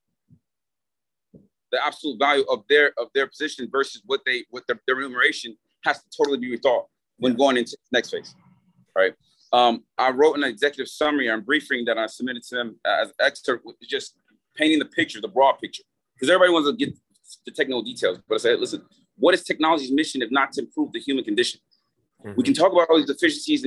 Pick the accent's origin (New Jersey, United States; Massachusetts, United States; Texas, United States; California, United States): California, United States; Long Beach; now in Miami, United States; I'm from Long Beach, California